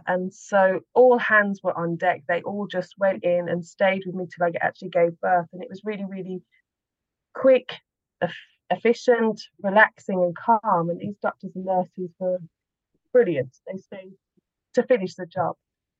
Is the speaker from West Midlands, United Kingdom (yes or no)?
yes; Birmingham, West Midlands, United Kingdom; now in Slovakia; I'm from Birmingham in the UK.